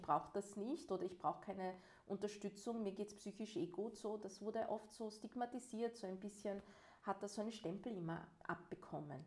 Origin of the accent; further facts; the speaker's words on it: Vienna, Austria; Und bin ich selbst in Wien geboren und hier aufgewachsen.